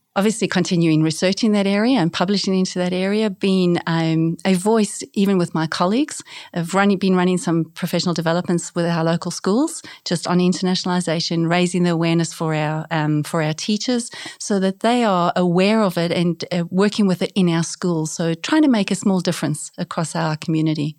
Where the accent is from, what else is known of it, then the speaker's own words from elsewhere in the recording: South Africa; moved away as an adult; also born or lived in South Korea / New Zealand; now in Australia; I grew up in South Africa, so grew up as, uh, bilingual, speaking English and Afrikaans